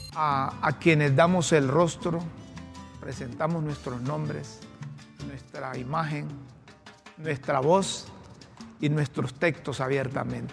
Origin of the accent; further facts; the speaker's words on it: Honduras; como hondureño